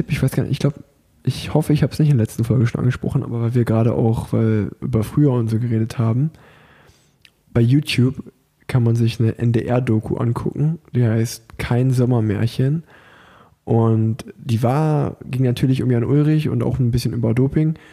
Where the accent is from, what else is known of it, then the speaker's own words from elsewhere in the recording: Unna, North Rhine-Westphalia, Germany; ich komme aus Unna